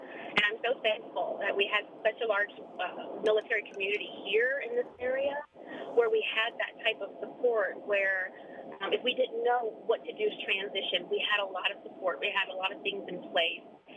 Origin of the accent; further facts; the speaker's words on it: Maryland, United States; moved away; also born or lived in San Antonio, Texas; I'm originally from Maryland